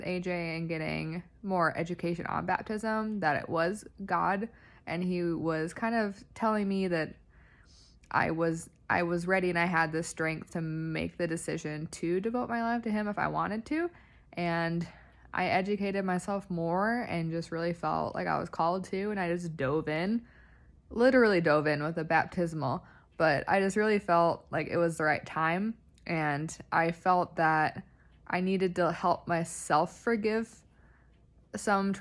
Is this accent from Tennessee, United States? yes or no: no; Iowa, United States; I'm from Iowa, so I'm a Midwesterner